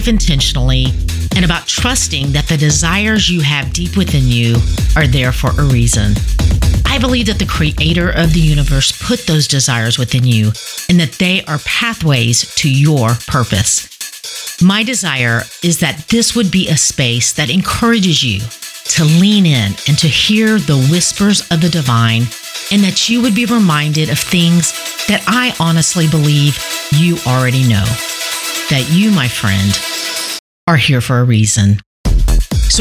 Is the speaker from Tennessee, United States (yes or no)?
yes; Tennessee, United States; growing up in Tennessee